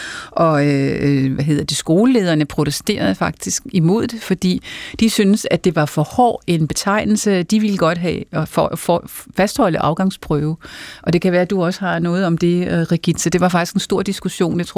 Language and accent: Danish; Farum, Capital Region of Denmark, Denmark; jeg kommer fra Farum